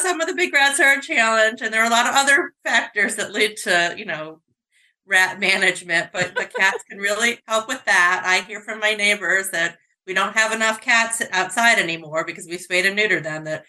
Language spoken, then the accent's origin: English; New York, United States; I'm from New York State